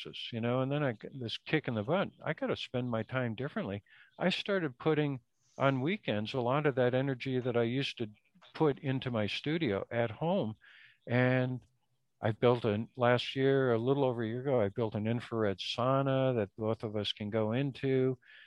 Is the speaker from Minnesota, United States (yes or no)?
yes; Minnesota, United States; now in East Coast, United States; I grew up in Minnesota